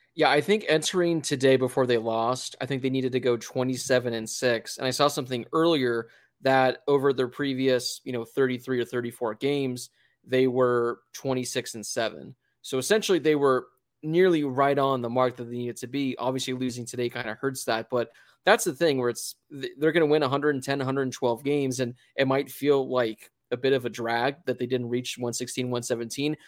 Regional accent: Southern California, United States; also born or lived in Arizona; born and raised in Southern California

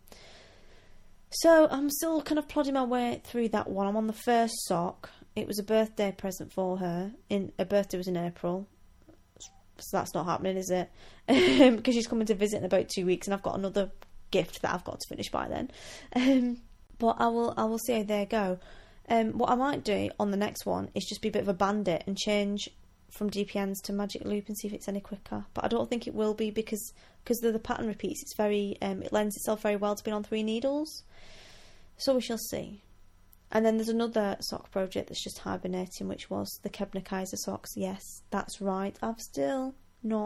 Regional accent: Wigan, North West England, United Kingdom; now in Scotland; I'm from Wigan

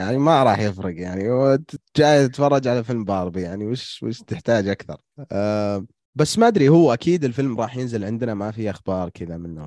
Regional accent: Saudi Arabia; إحنا كسعوديين

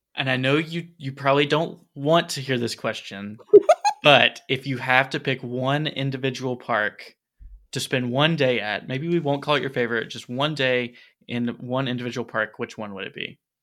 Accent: Tennessee, United States; accent: Tennessee; my Tennessee accent's gonna come out

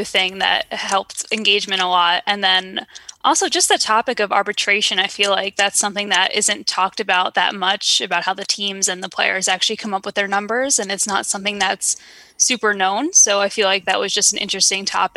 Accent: New York, United States; I'm born and raised in New York

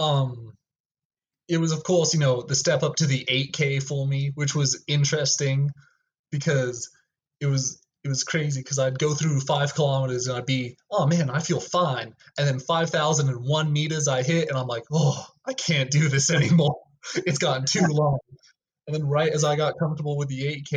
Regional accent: Rio Rancho, New Mexico, United States; I was from Rio

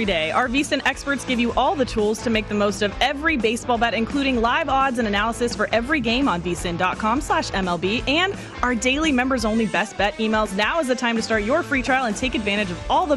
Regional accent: Bay Area, California, United States; I'm from the Bay Area

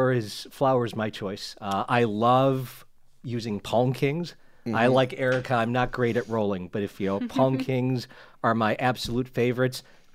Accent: Chicago, Illinois, United States; I'm from Chicago. We don't mess around with our pizza.

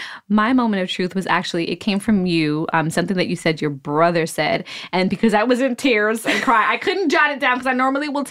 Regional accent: New York City, New York, United States; I'm from Brooklyn.

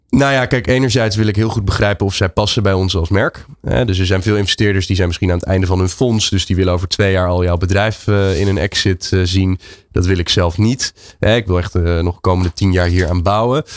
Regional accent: Netherlands; ik als Nederlander

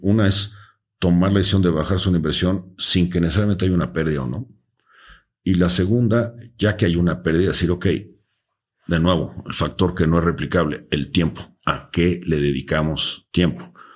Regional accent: Mexico

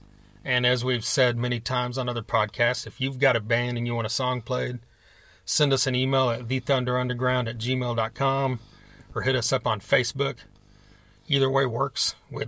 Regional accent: Oklahoma, United States; we're from Oklahoma, and this festival takes place about 45 minutes from our house

